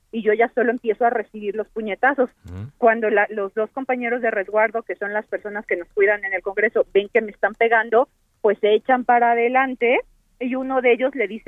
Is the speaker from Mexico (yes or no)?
yes; Cuauhtémoc, Mexico City, Mexico; yo soy de Cuauhtémoc